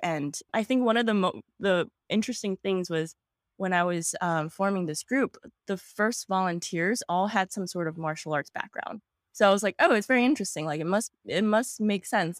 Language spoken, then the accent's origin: English; New York City, New York, United States; I was born and raised in Queens, New York. I am a native New Yorker